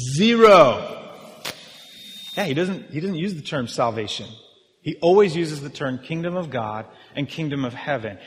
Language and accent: English; United States; we're Western. We're American